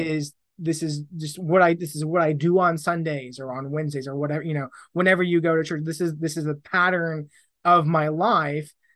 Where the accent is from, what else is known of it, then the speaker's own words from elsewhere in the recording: Southern Indiana, United States; moved away as an adult; also born or lived in Tulsa, Oklahoma; now in England; I grew up in Indiana, Southern Indiana